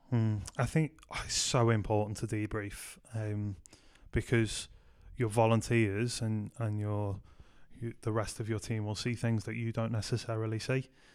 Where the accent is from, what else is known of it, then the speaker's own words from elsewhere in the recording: Liverpool, North West England, United Kingdom; moved away as an adult; also born or lived in Manchester; I grew up in Liverpool